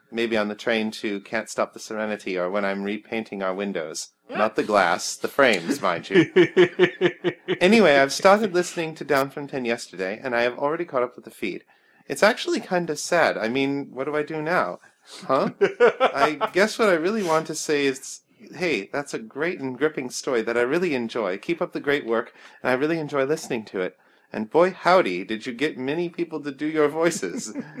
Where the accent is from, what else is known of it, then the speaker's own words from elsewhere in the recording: Austria; English is a second language; … from Austria.